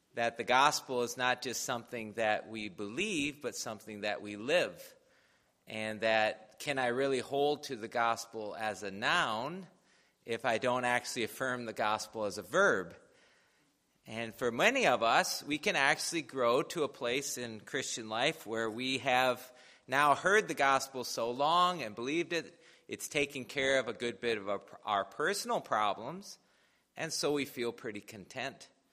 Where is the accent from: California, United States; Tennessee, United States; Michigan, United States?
Michigan, United States; Jonesville; moved away; in my little town back in, you know, in Hills, Hillsdale County, I'm actually from Jonesville, which is just north of Hillsdale